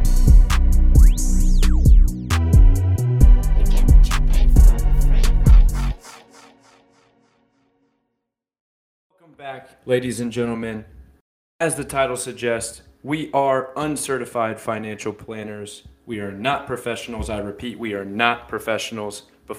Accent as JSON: {"language": "English", "region": "Tennessee", "country": "United States", "tie": "born or raised there"}